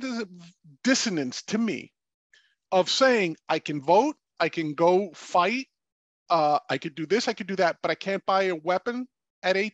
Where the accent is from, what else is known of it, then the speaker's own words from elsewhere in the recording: New York City, New York, United States; I grew up in the South Bronx in the 70s